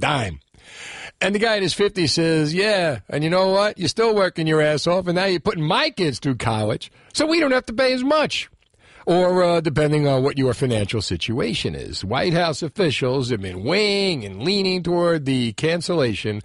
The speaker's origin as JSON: {"language": "English", "town": "Union City", "region": "New Jersey", "country": "United States", "tie": "born or raised there", "said": "I grew up in Union City"}